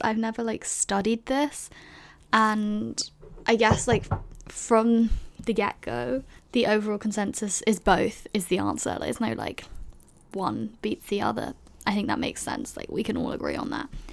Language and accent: English; London, United Kingdom; So I grew up in London, which is, like, a big city, I guess.